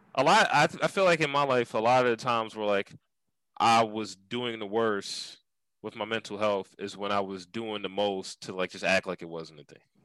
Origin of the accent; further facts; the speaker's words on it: Philadelphia, Pennsylvania, United States; growing up in Germantown.